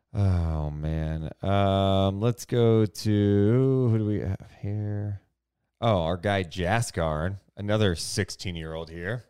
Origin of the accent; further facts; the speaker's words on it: Sacramento, California, United States; I grew up in Sacramento